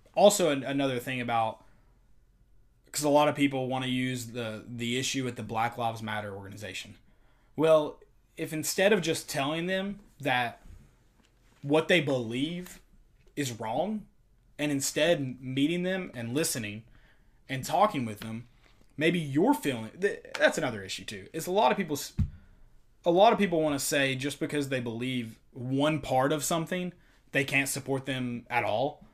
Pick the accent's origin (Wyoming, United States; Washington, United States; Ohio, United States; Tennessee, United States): Tennessee, United States; Knoxville; We are from Knoxville, both of us